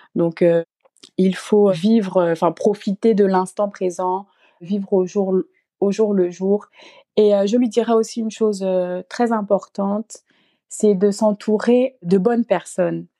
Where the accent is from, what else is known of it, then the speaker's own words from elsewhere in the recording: Gabon; moved away as an adult; now in France; je suis originaire du Gabon. Et euh, je suis arrivée donc en France euh, toute seule